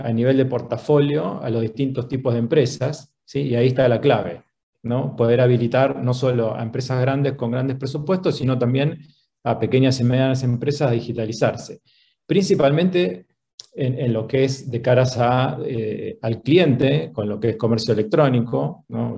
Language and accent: Spanish; Argentina; moved away as an adult; now in Chile; Soy argentino. Hace doce años que vivo en Chile.